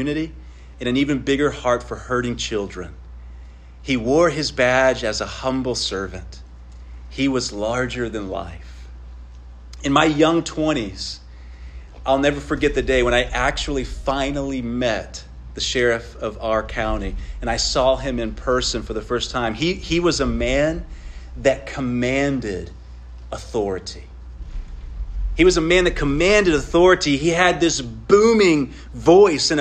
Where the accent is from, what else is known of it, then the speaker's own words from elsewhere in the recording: Midland, Texas, United States; I grew up in West Texas. I grew up in Midland, which is out far West Texas.